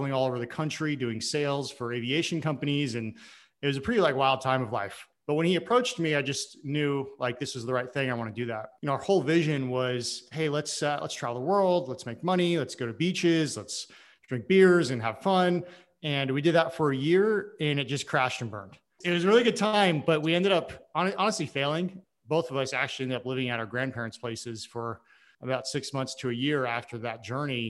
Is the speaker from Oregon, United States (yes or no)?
yes; Oregon, United States; I'm from Oregon originally